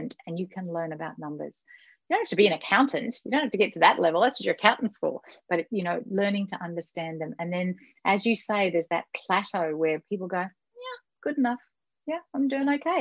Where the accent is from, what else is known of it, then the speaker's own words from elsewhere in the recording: Australia; I'm Australian